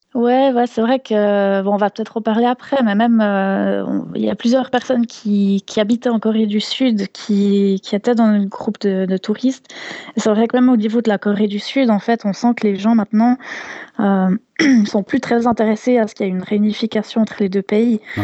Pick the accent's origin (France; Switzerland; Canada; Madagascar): Switzerland; je venais de Suisse